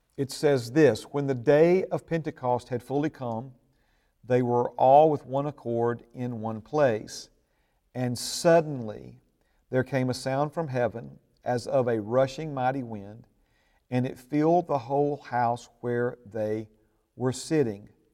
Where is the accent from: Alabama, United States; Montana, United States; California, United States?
Alabama, United States; Hueytown; where I was raised up there in Huey Town